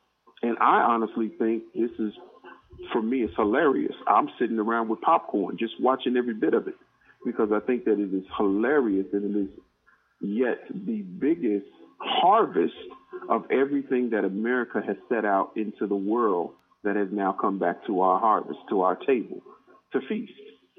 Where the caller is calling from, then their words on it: Georgia, United States; All right, this is … from Georgia.